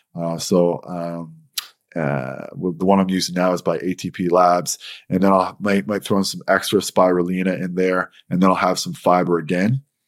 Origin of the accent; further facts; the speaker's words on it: St. John's, Newfoundland and Labrador, Canada; I'm from St. John's, Newfoundland.